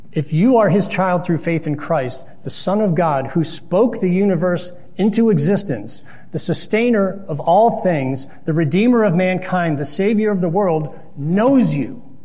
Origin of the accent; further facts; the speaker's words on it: Lyndhurst, Ohio, United States; also born or lived in Pepper Pike, Ohio; growing up in Lyndhurst and Pepper Pike.